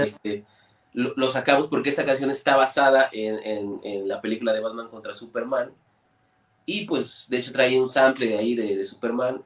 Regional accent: Orizaba, Veracruz, Mexico; nosotros somos de Orizaba

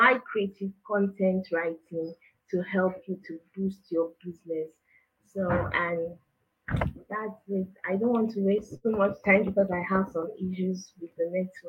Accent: Nigeria; I'm a Nigerian

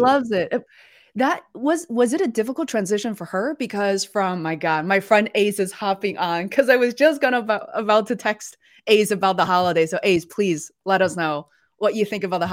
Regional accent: Beijing, China; moved away; We're originally from Beijing

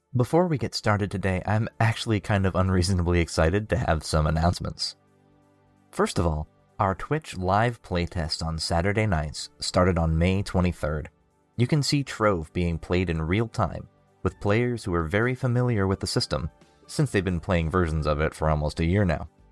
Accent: United States; as American citizens

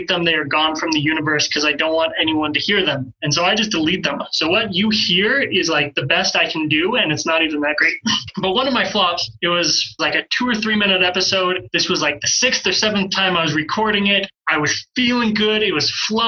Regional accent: Pocatello, Idaho, United States; moved away as an adult; also born or lived in Utah / Marshall Islands; I'm originally from Pocatello, Idaho. I grew up in Pocatello, technically Chubbuck.

